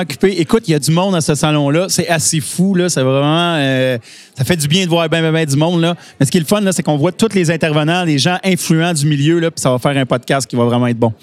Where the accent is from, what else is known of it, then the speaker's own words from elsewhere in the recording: Saint-Eustache, Quebec, Canada; Nous, on vient de Saint-Eustache, on est à Rivière-des-Mille qui est juste à côté de nous